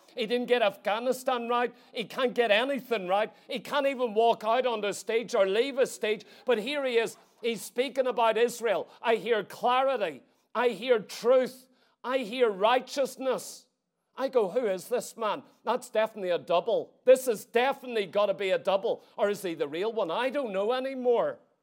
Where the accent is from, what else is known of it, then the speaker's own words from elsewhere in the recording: Ireland; As an Irish citizen